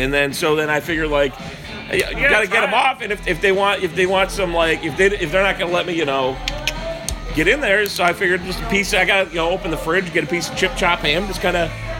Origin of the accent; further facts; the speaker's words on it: Ohio, United States; I'm from Ohio.